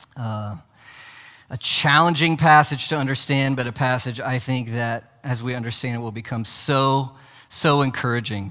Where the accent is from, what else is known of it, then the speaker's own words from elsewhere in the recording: United States; as modern American Christians